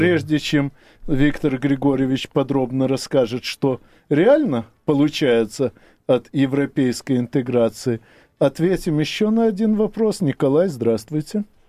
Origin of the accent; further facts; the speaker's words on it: Ukraine; на моей малой родине